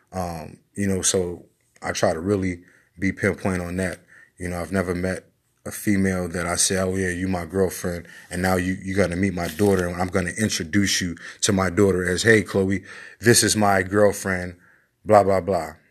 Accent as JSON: {"language": "English", "town": "Chicago", "region": "Illinois", "country": "United States", "said": "I'm from Chicago"}